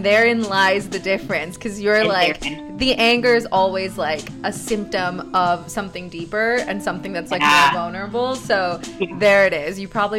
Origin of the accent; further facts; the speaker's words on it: Texas, United States; when I grew up in Texas